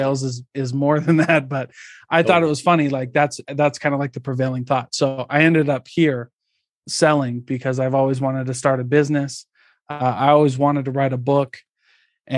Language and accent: English; Midwest, United States; I grew up in the Midwest